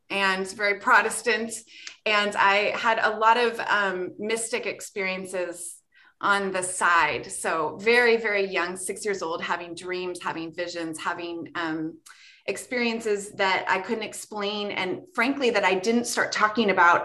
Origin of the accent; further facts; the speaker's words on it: Ohio, United States; I grew up in Ohio